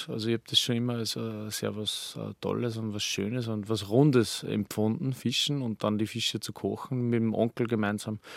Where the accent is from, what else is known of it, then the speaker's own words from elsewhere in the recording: Upper Austria, Austria; Genau, also ich bin am, am Attersee aufgewachsen, geboren, ähm, meine Kindheit dort verbracht